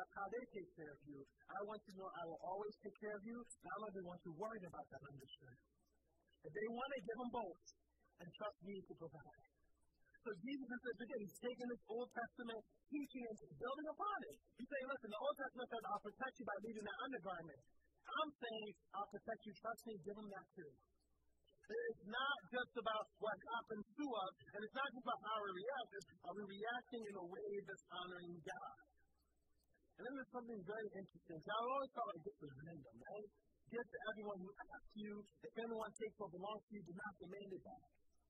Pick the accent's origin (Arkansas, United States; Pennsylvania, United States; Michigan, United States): Pennsylvania, United States; Philadelphia; I grew up in Southwest Philly.